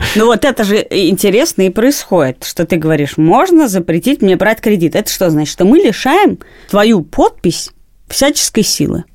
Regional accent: Moscow, Russia; все детство провела на Даниловском рынке, потому что я жила и живу рядом с ним.

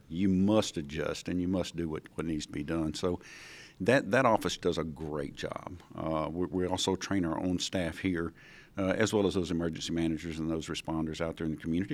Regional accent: Edwards, Mississippi, United States; Originally from Route two, Box three seventy-four, Edwards, Mississippi

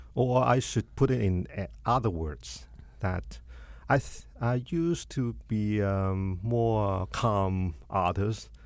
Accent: China; moved away; my difficulties in my hometown

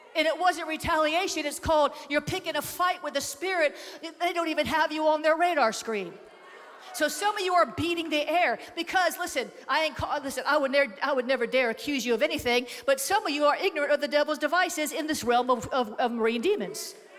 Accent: Florida, United States; I come from Florida, where we have more pythons per capita than any other state in the US

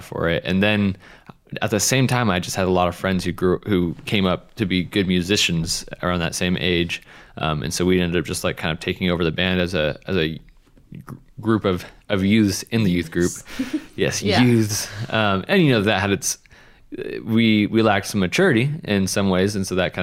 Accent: Spokane, Washington, United States; moved away; I grew up in Spokane

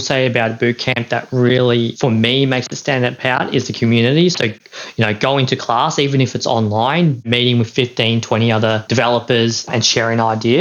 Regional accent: Melbourne, Victoria, Australia; I'm from Melbourne

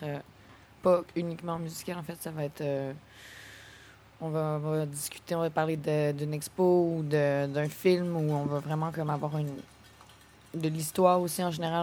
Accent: Quebec City, Quebec, Canada; Moi, je viens de Québec

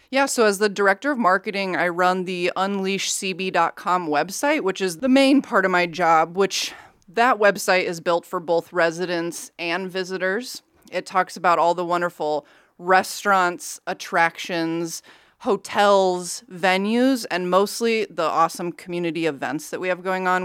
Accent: Council Bluffs, Iowa, United States; also born or lived in Ames; I am actually born and raised in Council Bluffs

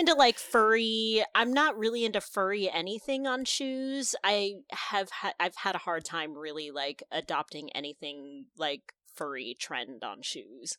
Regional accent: California, United States; moved away; also born or lived in Texas; I'm born and raised in California

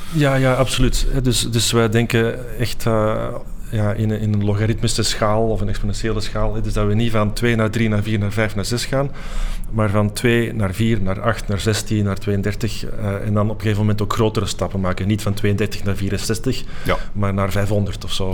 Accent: Antwerp, Flanders, Belgium; moved away as an adult; also born or lived in Delft; een uur rijden van Antwerpen, waar ik ben opgegroeid

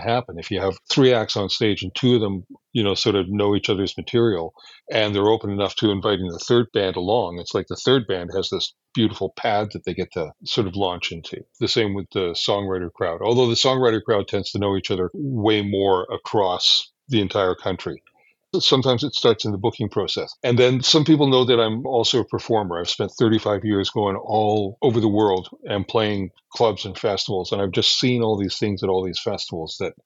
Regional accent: Alberta, Canada; I'm from Alberta. I'm unfortunately unilingual.

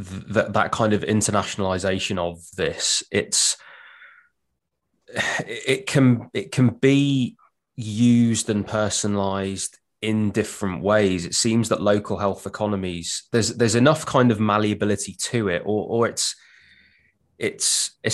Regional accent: Wolverhampton, West Midlands, United Kingdom; born or raised there

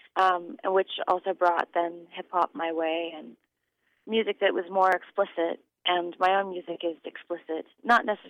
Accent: Sonoma County, Northern California, United States; I grew up in Northern California, Sonoma County, actually

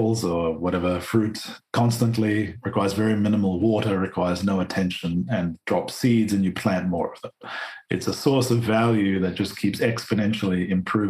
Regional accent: Australia; growing up in Australia

